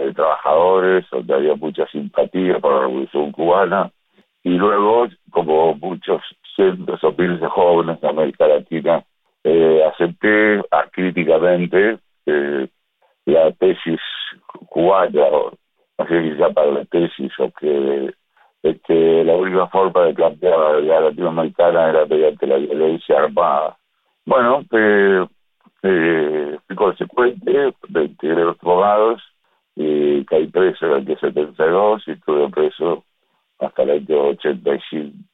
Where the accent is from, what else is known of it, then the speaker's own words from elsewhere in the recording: Uruguay; soy uruguayo, tengo 74 años